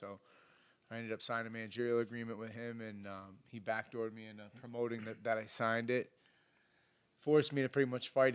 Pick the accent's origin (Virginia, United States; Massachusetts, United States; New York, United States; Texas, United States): Massachusetts, United States; Boston; I was the kid from Boston, young kid, hungry